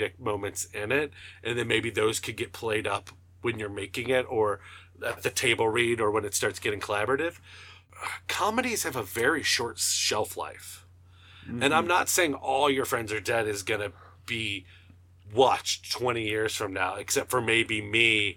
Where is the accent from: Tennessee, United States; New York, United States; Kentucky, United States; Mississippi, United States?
Kentucky, United States; Northern; I'm a comedian from Northern Kentucky